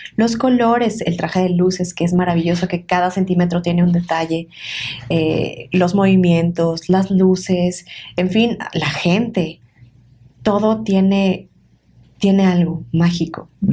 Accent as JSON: {"language": "Spanish", "region": "Tlaxcala", "country": "Mexico", "tie": "born or raised there", "also_born_or_lived": "Puebla", "said": "del estado de Tlaxcala, que es de donde yo nací"}